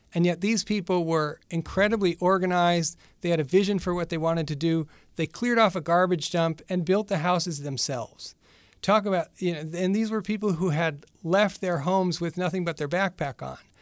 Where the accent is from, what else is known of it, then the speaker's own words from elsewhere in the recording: Western New York, United States; moved away as an adult; also born or lived in Boston / El Salvador; I'm originally from Western New York, in a little town, uh, in between Rochester and Buffalo